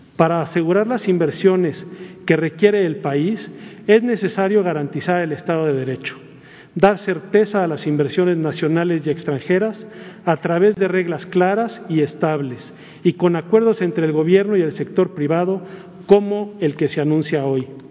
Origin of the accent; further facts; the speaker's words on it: Mexico; como mexicanos